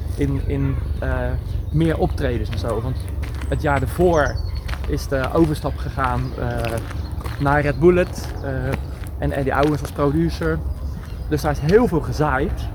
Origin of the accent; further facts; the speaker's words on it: Vlaardingen, South Holland, Netherlands; moved away as an adult; also born or lived in Schiedam / Bodegraven; now in Rotterdam, Netherlands; ik ben geboren in Schiedam. Ik ah, eh, heb nooit een geheim van gemaakt. Eh, maar ik heb er nooit gewoond. Maar ja, in je paspoort blijft dan wel staan dat je Schiedammer bent. En eh, ik voel mij Vlaardinger. omdat ik er altijd heb gewoond.